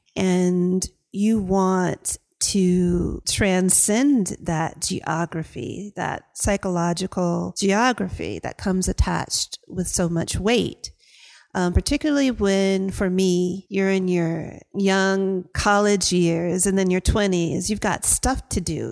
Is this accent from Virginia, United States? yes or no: yes; Hampton, Virginia, United States; accent: Southern drawl; moved away as an adult; also born or lived in Athens, Georgia / Las Vegas; when we moved from Athens, Georgia to the Chesapeake Bay area of Virginia, it was for opportunities. My father um, started a small business in Hampton